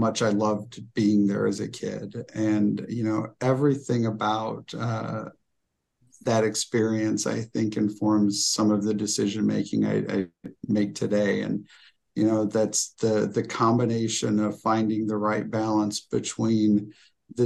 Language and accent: English; Decatur, Illinois, United States; I'm from Decatur, Illinois.